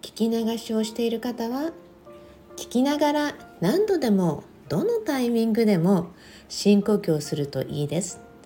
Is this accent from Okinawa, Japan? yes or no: yes; Okinawa, Japan; now in Los Angeles, United States; 沖縄生まれ